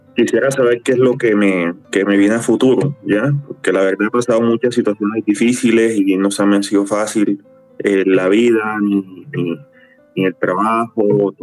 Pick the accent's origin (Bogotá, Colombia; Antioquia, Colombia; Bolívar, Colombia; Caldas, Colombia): Bolívar, Colombia; Cartagena; now in Bogotá, Colombia; soy cartagenero